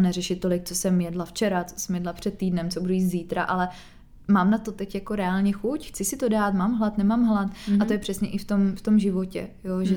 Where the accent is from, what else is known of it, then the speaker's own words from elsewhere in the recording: Czechia; u nás v Čechách